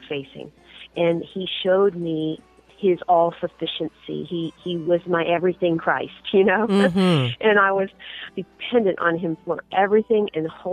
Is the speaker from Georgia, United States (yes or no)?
no; Southern California, United States; I was born and raised in Southern California